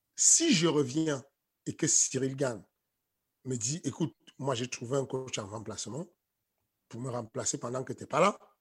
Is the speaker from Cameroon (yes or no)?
yes; Cameroon; now in France; je suis un Africain, je suis Camerounais à base. Euh, nous, les Camerounais, on est très chauvin